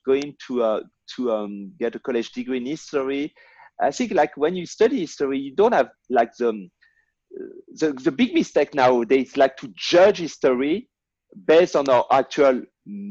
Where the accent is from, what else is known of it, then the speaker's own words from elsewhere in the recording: Tours, Centre-Val de Loire, France; English is a second language; moved away as an adult; now in United States; Tours, which is the middle of the Loire Valley. That's my hometown.